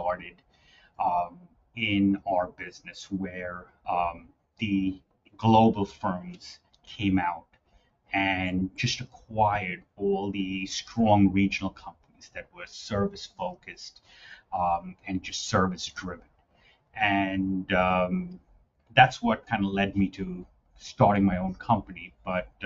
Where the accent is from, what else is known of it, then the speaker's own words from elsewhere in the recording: New York City, New York, United States; I grew up in the city. I grew up in Queens